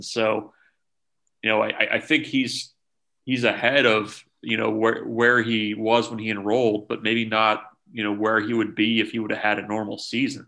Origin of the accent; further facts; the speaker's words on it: Omaha, Nebraska, United States; I grew up in Omaha